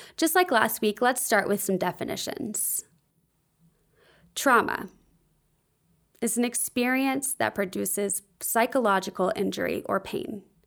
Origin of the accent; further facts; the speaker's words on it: the South, United States; also born or lived in Nashville, Tennessee; I grew up in the South and Christian culture